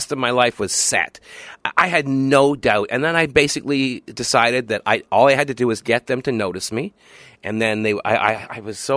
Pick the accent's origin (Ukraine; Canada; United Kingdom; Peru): Canada; moved away as an adult; now in United States; I'm Canadian. Okay. Yeah, we're Canadian.